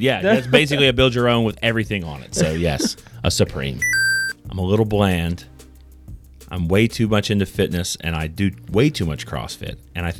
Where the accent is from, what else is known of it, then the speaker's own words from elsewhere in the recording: Canada; I also enjoy hockey and being Canadian.